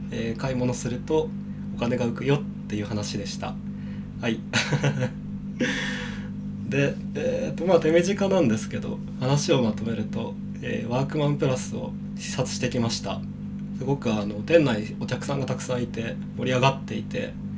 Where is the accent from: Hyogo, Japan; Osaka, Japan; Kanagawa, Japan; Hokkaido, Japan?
Kanagawa, Japan; now in Shinjuku, Japan; 僕の地元ってその神奈川県の結構田舎の方なんで